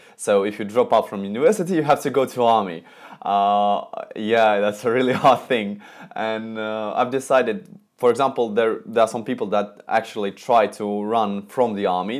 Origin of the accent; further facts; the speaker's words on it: Moscow, Russia; I'm from Moscow, Russia